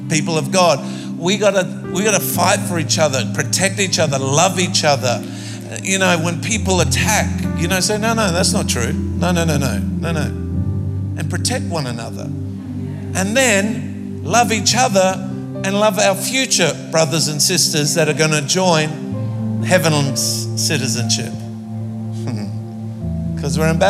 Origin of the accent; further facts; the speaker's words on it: Australia; I come from Australia